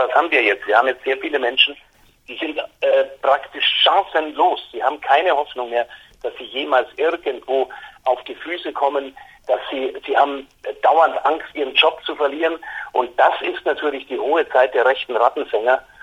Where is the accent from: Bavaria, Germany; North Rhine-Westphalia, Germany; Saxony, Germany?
Bavaria, Germany; weil ich meine, als Bayer äh, äh, bin ich natürlich dem, dem guten Ludwig schon sehr zugewandt.